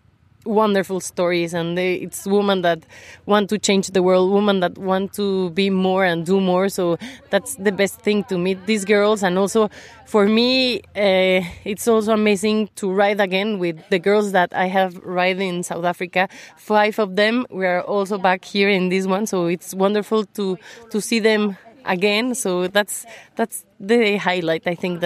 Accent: Mexico; English is a second language; from Mexico, and in Mexico I ride a 1200

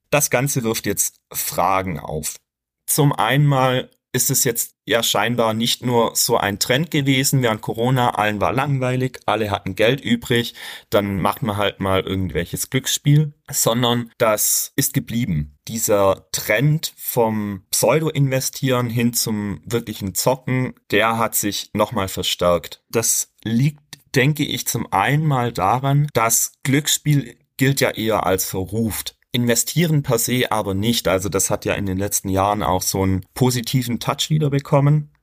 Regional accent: Germany; bei uns in Deutschland

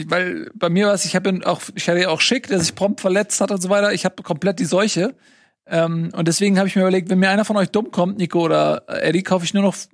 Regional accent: Gelsenkirchen, North Rhine-Westphalia, Germany; Wir kommen ja aus Gelsenkirchen.

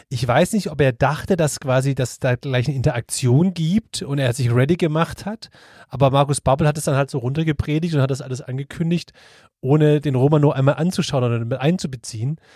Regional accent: Swabia, Germany; ich aber bin ein Schwabe.

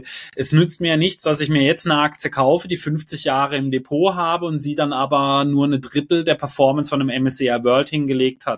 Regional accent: Germany; bei uns in Deutschland

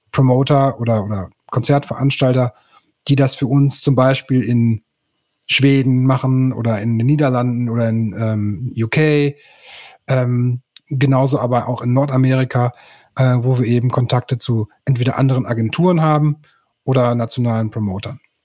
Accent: Münster, North Rhine-Westphalia, Germany; ich bin äh, gebürtiger Münsteraner und der Stadt treu geblieben bis heute

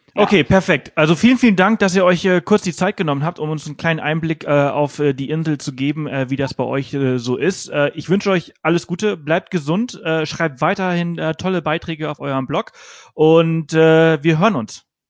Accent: Pollença, Balearic Islands, Spain; now in Garmisch-Partenkirchen, Germany; ich komme ja aus Poyenza

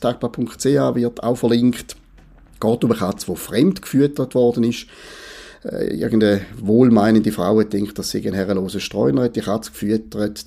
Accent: Switzerland; als Schweizer

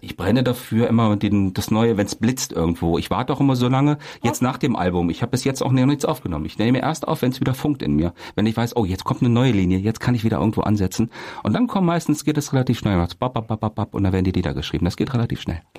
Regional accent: Kassel, Hesse, Germany; dann nach Kassel, da kam ich dann zur Welt im Jahre ja. 72

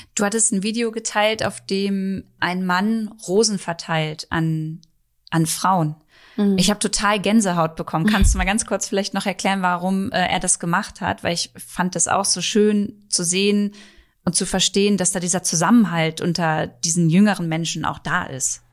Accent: Germany; hier bei uns in Deutschland

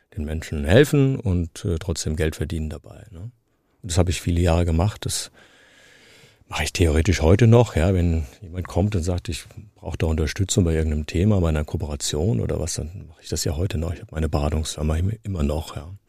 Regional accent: Frankfurt, Hesse, Germany; accent: Frankfurterisch; Ich bin in dieser Stadt geboren, ich bin in den Kindergarten, ich bin in die Schule, ich habe hier studiert

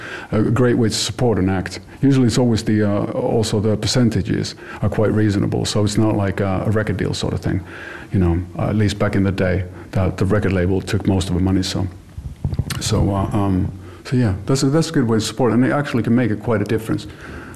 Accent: Finland; I'm not American. B, I'm Finnish

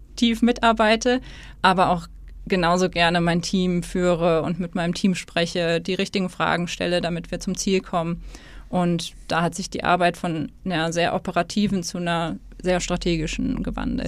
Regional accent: Hesse, Germany; moved away as an adult; also born or lived in Stuttgart; now in Hamburg, Germany; ich komme aus Hessen

